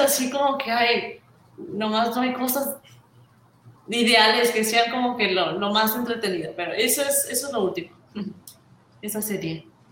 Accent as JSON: {"language": "Spanish", "country": "Mexico", "said": "yo soy de México"}